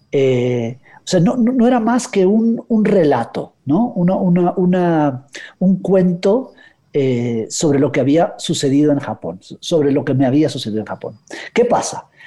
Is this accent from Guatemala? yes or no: yes; Guatemala; pero cuando voy a Guatemala, de pronto cambia mi acento un poco, cambio el español, empiezo a hablar de voz, ¿no?